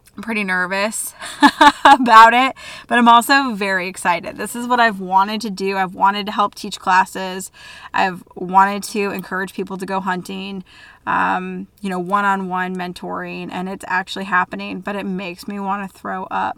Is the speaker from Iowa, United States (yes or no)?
yes; DeWitt, Iowa, United States; my hometown, DeWitt, Iowa